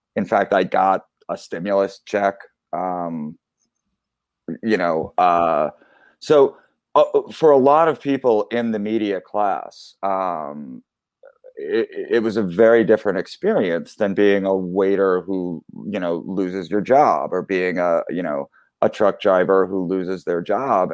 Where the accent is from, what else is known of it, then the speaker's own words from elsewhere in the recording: Philadelphia, Pennsylvania, United States; I grew up in Philly.